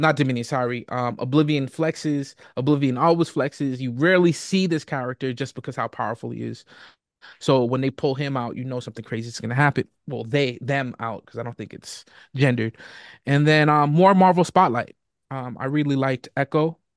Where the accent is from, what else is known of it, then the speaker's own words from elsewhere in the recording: Boston, Massachusetts, United States; I was born and raised in Boston